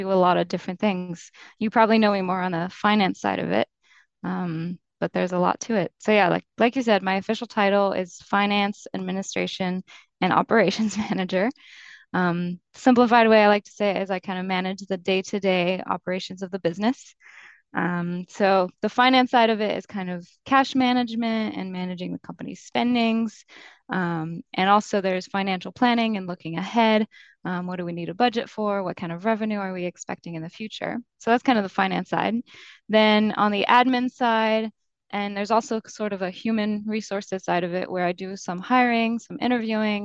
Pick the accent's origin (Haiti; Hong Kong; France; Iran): France; moved away as an adult; also born or lived in London; now in Boston, United States; I'm from France and I did the first few years of college in France.